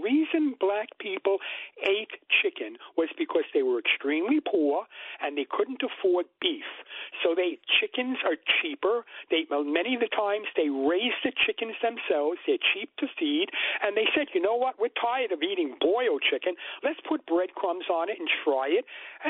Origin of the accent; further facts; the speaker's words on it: United Kingdom; I'm British.